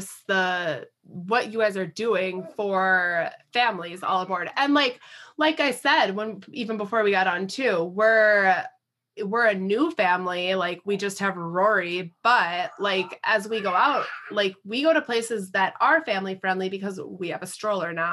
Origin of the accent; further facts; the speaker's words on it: Minnesota, United States; I grew up here in Minnesota